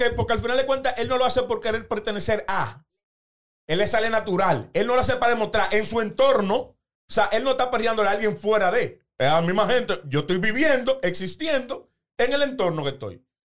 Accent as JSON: {"language": "Spanish", "town": "Los Alcarrizos", "region": "Distrito Nacional", "country": "Dominican Republic", "tie": "born or raised there", "said": "yo soy oriundo de los Alcarrizos"}